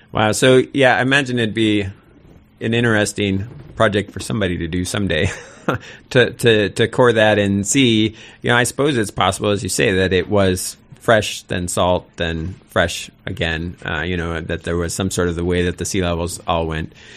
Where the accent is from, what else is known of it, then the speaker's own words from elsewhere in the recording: Sitka, Alaska, United States; I'm from Sitka, and Sitka is the only place that I really wanna live